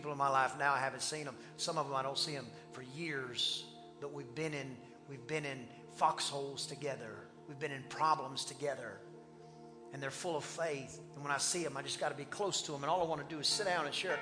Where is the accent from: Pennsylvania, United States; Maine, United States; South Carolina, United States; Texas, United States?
Texas, United States; East; accent: East Texas; a guy from East Texas